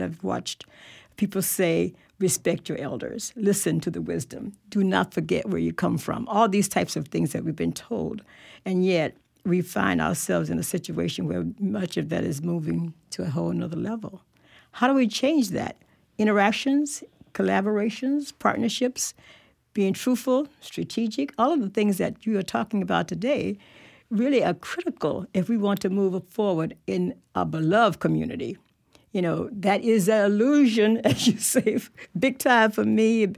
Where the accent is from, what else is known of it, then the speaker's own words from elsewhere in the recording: Tallahassee, Florida, United States; as a younger person growing up in Tallahassee